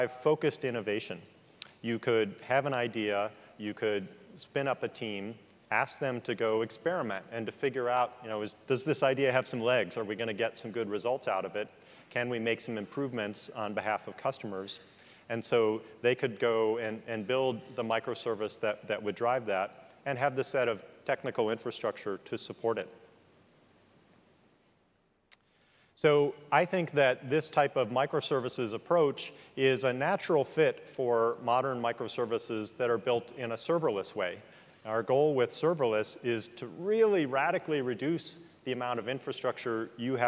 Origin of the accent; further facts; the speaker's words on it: Midwest, United States; I'm a Midwesterner